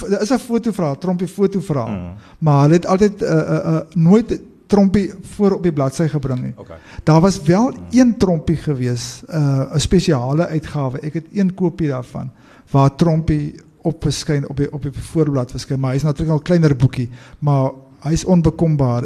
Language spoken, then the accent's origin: Afrikaans; South Africa; ons Suid-Afrikaners se geskiedenis